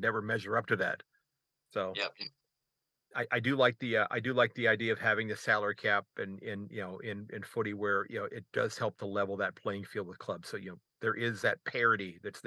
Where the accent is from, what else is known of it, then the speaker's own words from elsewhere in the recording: United States; as an American